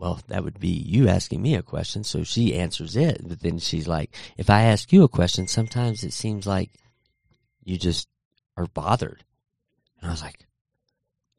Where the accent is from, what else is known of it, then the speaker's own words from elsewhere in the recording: Texas, United States; I grew up in Texas where it was super hot.